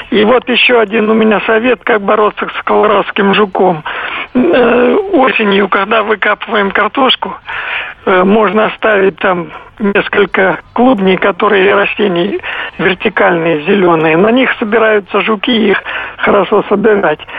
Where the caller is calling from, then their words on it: Moscow Oblast, Russia; Я, я из Подмосковья.